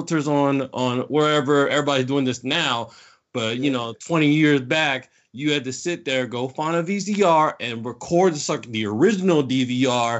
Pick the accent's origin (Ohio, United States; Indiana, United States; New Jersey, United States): Indiana, United States; South Bend; also born or lived in Norcross, Georgia; now in Atlanta, United States; I'm originally from South Bend, Indiana. Moved down here about 92, 93 to here in Atlanta